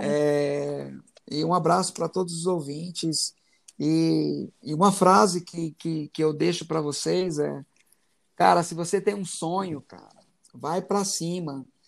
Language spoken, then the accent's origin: Portuguese; Goiás, Brazil; moved away as an adult; also born or lived in Itumbiara / São Paulo / Rio de Janeiro; now in Goiânia, Brazil; eu sou goiano